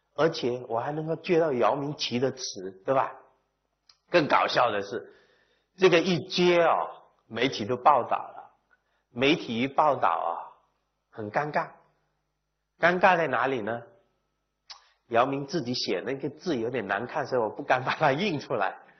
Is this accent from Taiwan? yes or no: no; Hainan, China; moved away; 我也来自农村